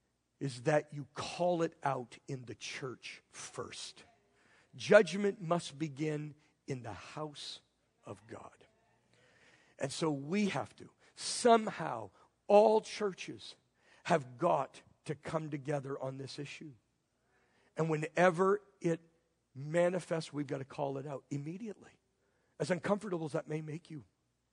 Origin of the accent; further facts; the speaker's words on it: Northern Maine, United States; I am Irish, that I grew up in Northern Maine.